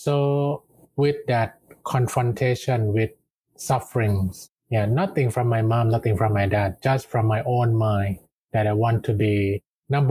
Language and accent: English; Thailand; I grew up in the neighbor towns of Bangkok, and my family actually run